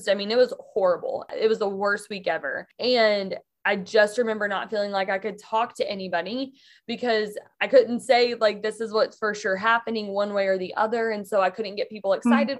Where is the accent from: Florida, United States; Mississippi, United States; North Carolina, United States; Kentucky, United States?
Mississippi, United States; now in Michigan, United States; I grew up in Mississippi, but I actually live in Michigan now